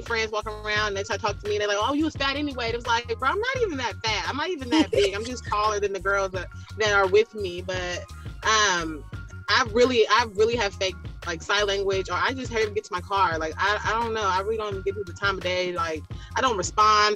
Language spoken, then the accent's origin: English; Bay Area, California, United States; I grew up in the Bay Area, below California